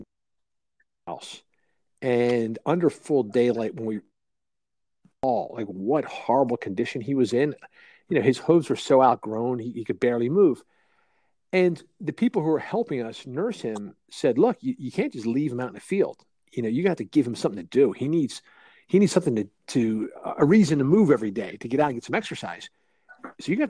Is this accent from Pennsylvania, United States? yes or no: yes; Philadelphia, Pennsylvania, United States; moved away as an adult; now in rural Pennsylvania, United States; I grew up in Philly and was always a downtown guy.